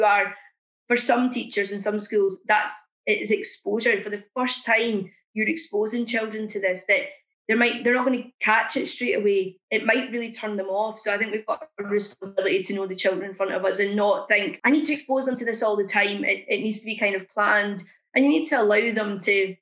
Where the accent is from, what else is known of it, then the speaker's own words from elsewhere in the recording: Scotland, United Kingdom; now in England; a Scottish person in England with a child growing up in Wolverhampton